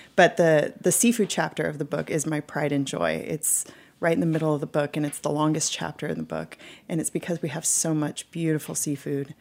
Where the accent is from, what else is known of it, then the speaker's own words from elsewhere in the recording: California, United States; moved away as an adult; also born or lived in Hawaii; now in Alaska, United States; I was born in Hawaii, and I grew up in California